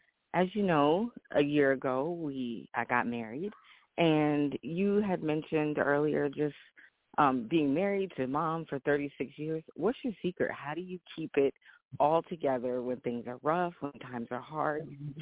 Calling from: Richmond, Virginia, United States; I'm calling from Richmond, Virginia.

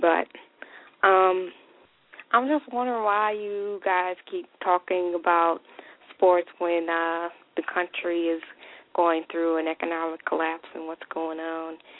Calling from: Georgia, United States; I'm calling from Georgia

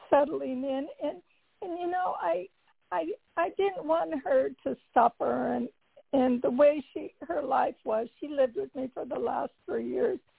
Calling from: Carlsbad, California, United States; I'm from Carlsbad, California.

